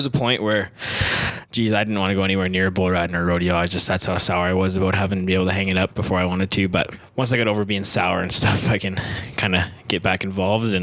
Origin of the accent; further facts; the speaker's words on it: Saskatchewan, Canada; moved away as an adult; I'm originally from Saskatchewan.